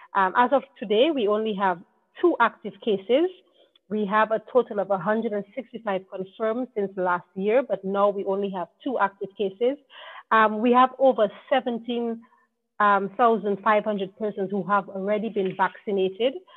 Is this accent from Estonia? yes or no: no; Dominica; we are English speaking country, but we also speak a French Creole called patois